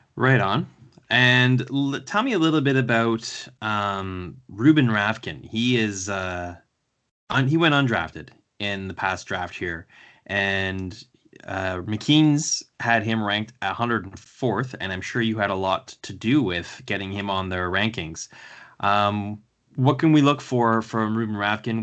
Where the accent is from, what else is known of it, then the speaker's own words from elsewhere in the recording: Canada; being a Canadian